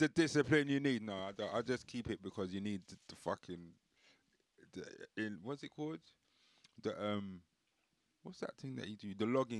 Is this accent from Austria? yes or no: no; India; I'm Indian, so I'm trying to just not.